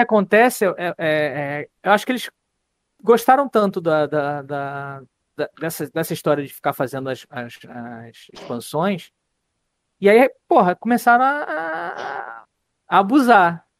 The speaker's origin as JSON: {"language": "Portuguese", "region": "Rio de Janeiro", "country": "Brazil", "said": "Eu, como bom carioca"}